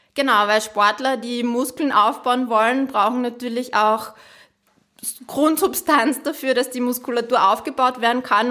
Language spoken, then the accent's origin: German; Austria; bei uns in Bodenhaltung